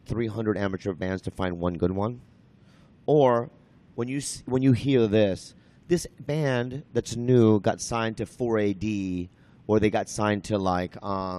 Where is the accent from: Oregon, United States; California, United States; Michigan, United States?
California, United States; San Diego; also born or lived in Minnesota; I grew up in Minnesota and then San Diego. And I lived in San Diego pretty much all my life.